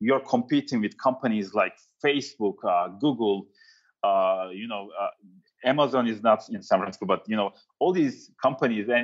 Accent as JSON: {"language": "English", "country": "Turkey", "also_born_or_lived": "New York City", "moved": "yes", "said": "I'm from Turkey"}